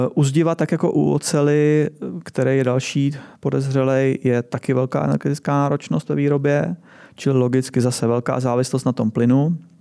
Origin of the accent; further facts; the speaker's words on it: Czechia; my jsme tady už jako fakt byrokraticky zkostnatělá země